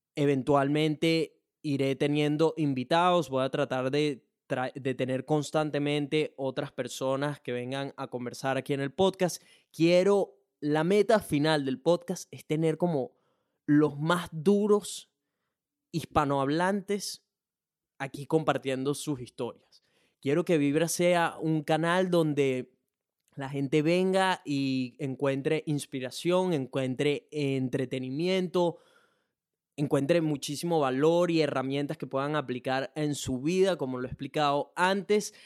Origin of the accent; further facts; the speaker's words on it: Venezuela; now in Brisbane, Australia; soy un latino, específicamente venezolano